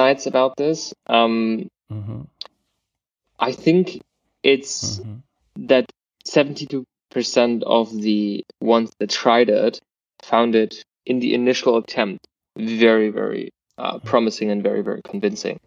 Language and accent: English; Germany; I'm from Germany